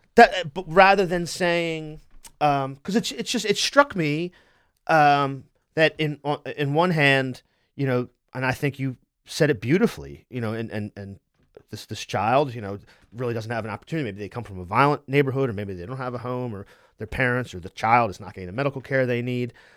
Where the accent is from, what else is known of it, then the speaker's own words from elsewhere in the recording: Wilmington, Delaware, United States; my family's from Philadelphia, I'm from Wilmington